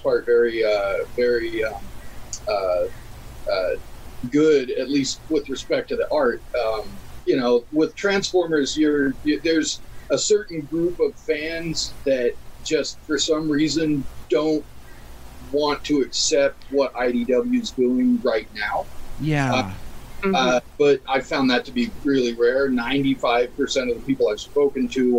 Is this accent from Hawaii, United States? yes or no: no; Southern California, United States; born or raised there; moved away as an adult; also born or lived in Alaska / Seattle; now in Tacoma, United States